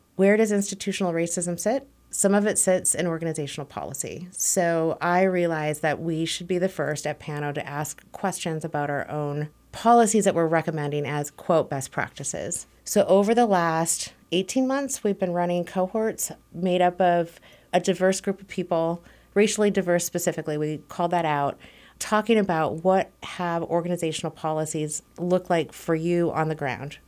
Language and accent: English; Minnesota, United States; moved away as an adult; also born or lived in Ohio; I was maybe twenty when I left Minnesota